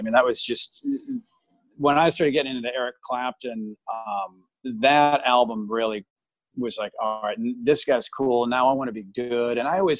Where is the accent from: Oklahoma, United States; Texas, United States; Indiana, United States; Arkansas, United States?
Oklahoma, United States; now in Rockford, United States; I grew up in Oklahoma.